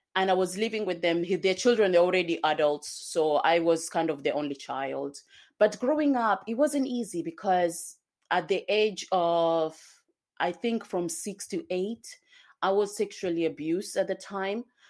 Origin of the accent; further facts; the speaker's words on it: Kenya; also born or lived in Zanzibar, Tanzania; now in United Kingdom; I come from, I was born in Kenya and, um, I also lived in Tanzania, Zanzibar